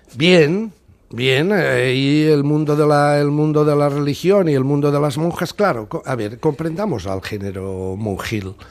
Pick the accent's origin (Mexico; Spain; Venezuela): Spain; Catalonia; los catalanes continuaremos siendo nacionalidad